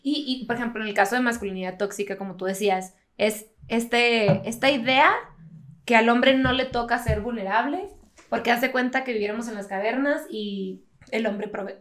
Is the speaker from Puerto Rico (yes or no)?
no; northern Mexico border, Mexico; now in United States; Yo crecí fronteriza, o sea, siempre en México, pero, pero pues bien pocha.